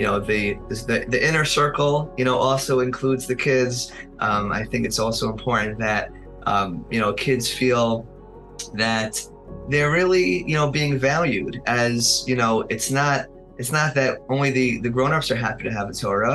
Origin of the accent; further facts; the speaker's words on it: Monsey, New York, United States; I grew up in Muncie, I think I mentioned before, so I went to Ashar